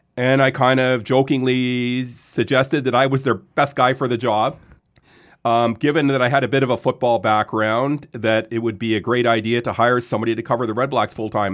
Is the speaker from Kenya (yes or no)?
no; Lindsay, Ontario, Canada; also born or lived in Quebec / Vaudreuil; moved to Lindsay when I was eight.